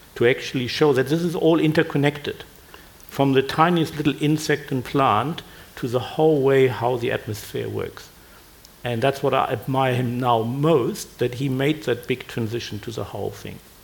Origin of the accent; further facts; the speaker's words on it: Germany; now in Australia; I grew up in Germany